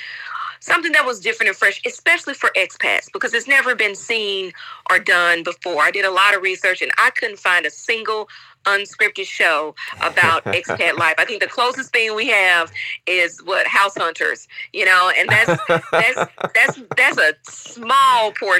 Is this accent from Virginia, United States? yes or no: no; Chattanooga, Tennessee, United States; moved away as an adult; also born or lived in Nashville, Tennessee / Memphis, Tennessee / Indianapolis, Indiana / London, United Kingdom; now in Taiwan; I'm from Chattanooga, Tennessee. Originally born and raised